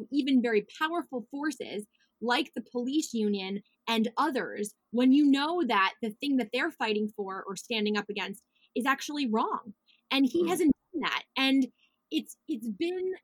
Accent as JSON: {"language": "English", "region": "New York", "country": "United States", "said": "I'm so proud to be a New Yorker"}